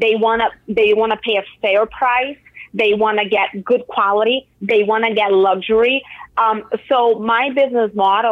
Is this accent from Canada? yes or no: no; Brazil; So I'm from Brazil, right?